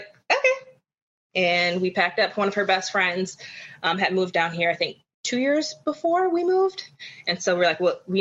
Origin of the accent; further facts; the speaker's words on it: Kenosha, Wisconsin, United States; moved away as an adult; also born or lived in Chicago, Illinois; now in Tampa, United States; I am originally from Kenosha, Wisconsin. Grew up most of my life there, between there and Chicago